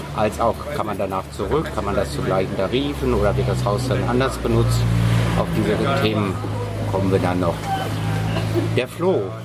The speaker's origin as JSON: {"language": "German", "region": "North Rhine-Westphalia", "country": "Germany", "moved": "yes", "lives_now": "Berlin, Germany", "said": "als Westfaler"}